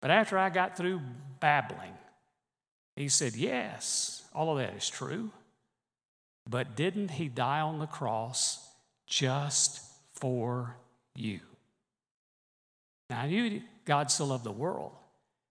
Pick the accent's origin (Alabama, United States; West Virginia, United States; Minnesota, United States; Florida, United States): Alabama, United States; Birmingham; one little boy growing up in Birmingham, Alabama.